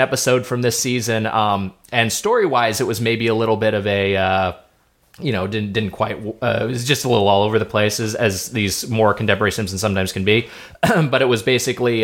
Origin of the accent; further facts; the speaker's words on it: Lakewood, California, United States; my hometown was Lakewood, California, which is right by uh, right next to Long Beach